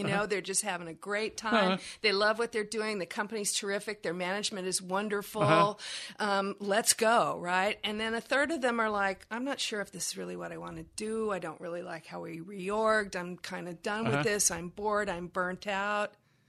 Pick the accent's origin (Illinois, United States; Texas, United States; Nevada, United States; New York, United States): Texas, United States; Here's the jargon I use. I'm from Texas. And my mama would say, misery loves company, honey.